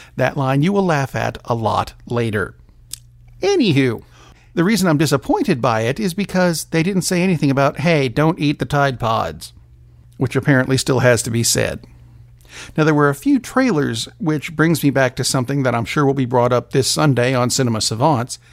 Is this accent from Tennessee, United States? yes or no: yes; Tennessee, United States; my home state